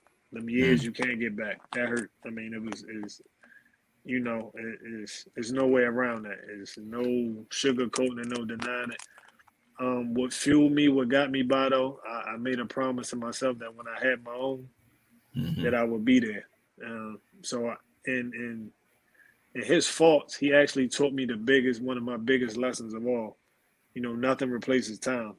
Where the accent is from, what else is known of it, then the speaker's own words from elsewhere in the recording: Baltimore, Maryland, United States; also born or lived in Germany; growing up in East Baltimore was kind of tough